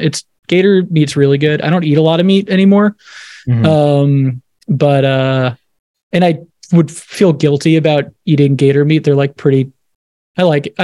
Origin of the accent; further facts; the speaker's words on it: South Florida, United States; moved away as an adult; also born or lived in Long Island, New York / Tallahassee, Florida; now in California, United States; I was born in Long Island, but I moved when I was like probably a year and a half, 2 years old. And then, so really grew up in South Florida